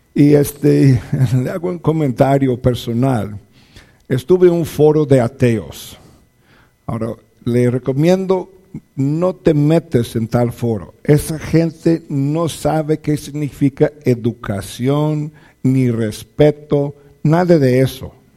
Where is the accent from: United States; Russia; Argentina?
United States; now in Zacatecas, Mexico; soy norteamericano, mi esposa también es norteamericana